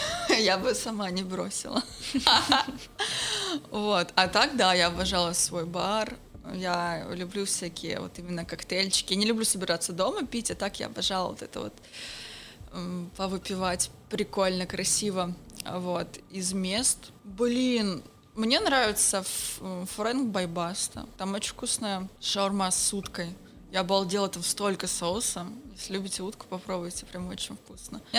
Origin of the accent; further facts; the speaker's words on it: Petropavlovsk-Kamchatsky, Kamchatka Krai, Russia; А я детство провела на Камчатке, Петропавловск-Камчатский, вечный снег.